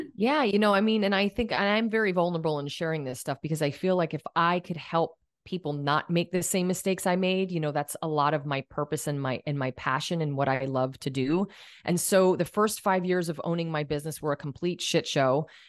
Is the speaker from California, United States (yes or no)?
no; Allentown, Pennsylvania, United States; moved away; I went to Allentown School of Cosmetology, which is from, you know, my hometown area back in Pennsylvania